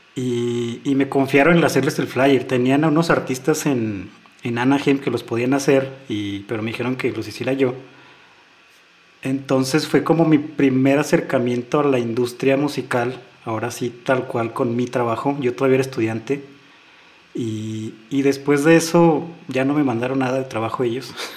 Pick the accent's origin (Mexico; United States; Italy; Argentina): Mexico; Fresnillo, Zacatecas; 15 éramos de Fresnillo